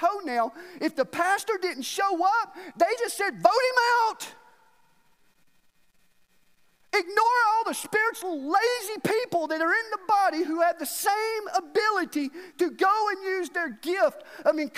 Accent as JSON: {"language": "English", "region": "Alabama", "country": "United States", "moved": "as an adult", "lives_now": "Nashville, United States", "said": "I was from Alabama"}